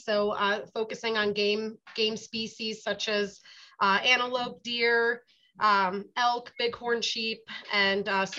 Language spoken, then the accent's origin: English; East Coast, United States; moved away as an adult; also born or lived in Delaware / West Virginia / South Dakota; now in Nevada, United States; I grew up on the East Coast. I'm not a Nevada native.